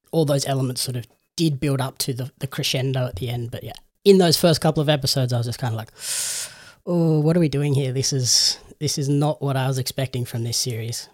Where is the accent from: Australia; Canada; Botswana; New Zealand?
Australia